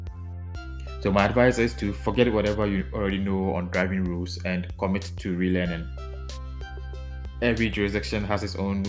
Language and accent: English; Ghana; now in Netherlands; my home country of Ghana